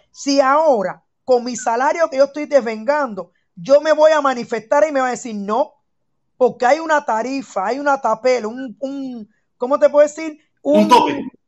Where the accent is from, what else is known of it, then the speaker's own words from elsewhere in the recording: Cuba; moved away as an adult; now in Germany; yo nací en Cuba, soy cubana, todo el mundo lo sabe, soy muy revolucionaria, ese es mi criterio, vivo en Alemania, no salí de Cuba por problemas de alimento ni nada